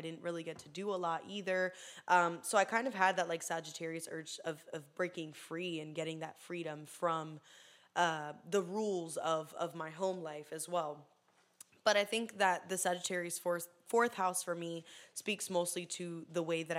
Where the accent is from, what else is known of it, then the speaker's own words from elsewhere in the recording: Poinciana, Florida, United States; also born or lived in Puerto Rico; I was born in Puerto Rico. I came to Florida at turning 8. I lived in Poinciana for a year, and then I moved to like Hunter's Creek, and then from there we moved to back to Poinciana